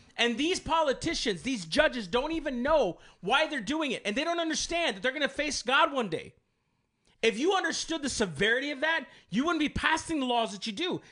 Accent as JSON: {"language": "English", "country": "United States", "said": "I am an American of these United States."}